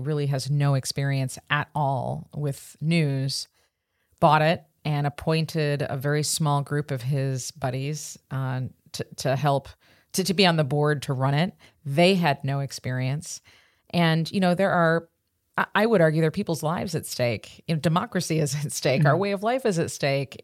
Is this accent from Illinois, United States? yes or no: yes; Chicago, Illinois, United States; I grew up in Chicago in the Midwest